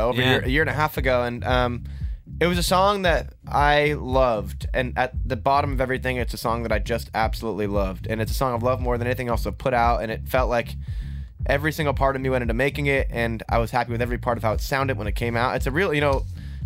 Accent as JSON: {"language": "English", "region": "Vermont", "country": "United States", "said": "From Vermont"}